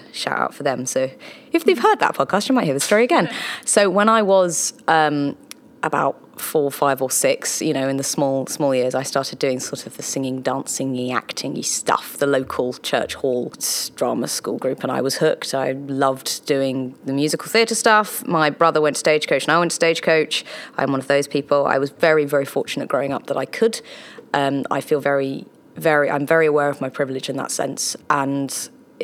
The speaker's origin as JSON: {"language": "English", "town": "Redhill", "region": "South East England", "country": "United Kingdom", "tie": "born or raised there", "also_born_or_lived": "Guildford", "moved": "as an adult", "lives_now": "London, United Kingdom", "said": "I grew up in Redhill and now I live in London"}